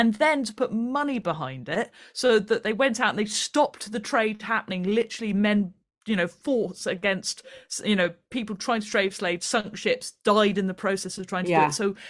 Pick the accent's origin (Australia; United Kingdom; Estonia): United Kingdom; I mean, there's a lot to be ashamed about being British